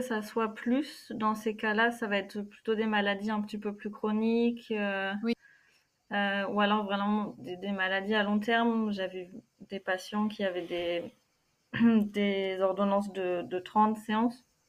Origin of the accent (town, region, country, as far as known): Normandy, France; born or raised there; moved away as an adult; also born or lived in Germany / Cologne, Germany